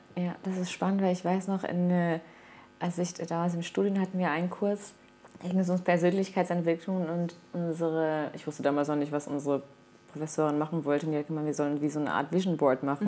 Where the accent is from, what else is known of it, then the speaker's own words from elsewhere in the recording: Mainz, Rhineland-Palatinate, Germany; also born or lived in Caparica, Portugal; now in Portugal; in meiner Heimat, äh, meinem Geburtsort Mainz